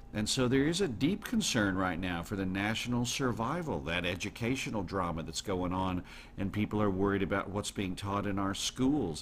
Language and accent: English; United States; also born or lived in Netherlands; proud as an American.